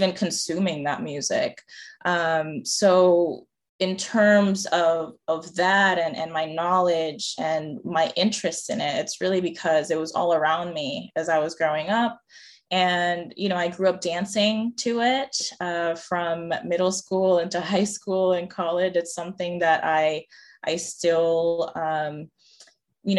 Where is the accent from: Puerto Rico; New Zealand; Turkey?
Puerto Rico; moved away as an adult; also born or lived in Evanston, Illinois; now in Austin, United States; I was born and raised in Puerto Rico